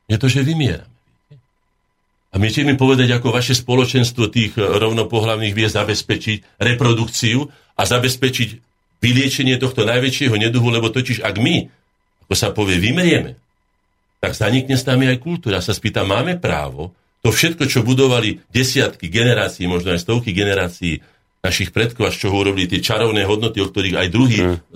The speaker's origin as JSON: {"language": "Slovak", "town": "Breza", "region": "Žilina Region", "country": "Slovakia", "also_born_or_lived": "Bratislava", "moved": "yes", "said": "ja som pomerme z Brezy, ja som kúsok od vás"}